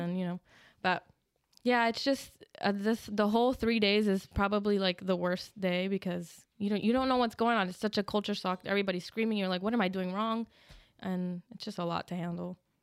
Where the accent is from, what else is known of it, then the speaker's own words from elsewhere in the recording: New Jersey, United States; I was born in New Jersey, and when I turned 18, I enlisted